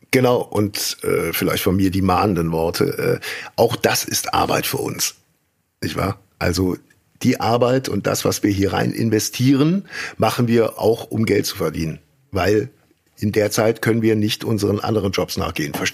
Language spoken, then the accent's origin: German; Rhineland, Germany; wie man bei uns im Rheinland sagt.